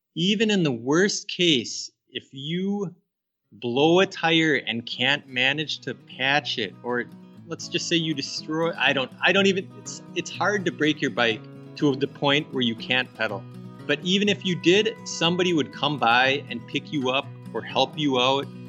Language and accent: English; Minnesota, United States; I grew up here in Minnesota